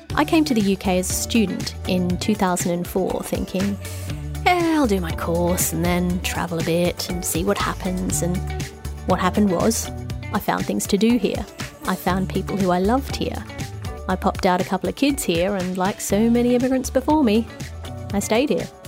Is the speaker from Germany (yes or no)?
no; Australia; moved away as an adult; now in London, United Kingdom; I'm an Australian of Irish descent now living in London